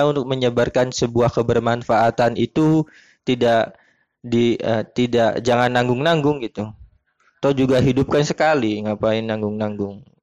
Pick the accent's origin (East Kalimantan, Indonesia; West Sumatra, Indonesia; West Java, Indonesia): West Java, Indonesia; Indramayu; Kalau uh, asal saya dari Indramayu Jawa Barat.